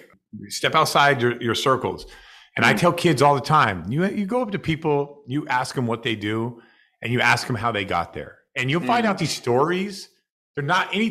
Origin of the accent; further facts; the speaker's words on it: Seattle, Washington, United States; moved away as an adult; now in Massachusetts, United States; as what I grew up with in Seattle